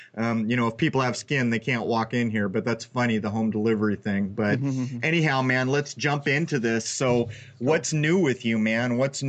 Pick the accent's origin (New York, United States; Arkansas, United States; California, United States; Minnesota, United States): California, United States; San Diego; I'm sitting out here in the cold and you're back in my hometown. How are things in San Diego?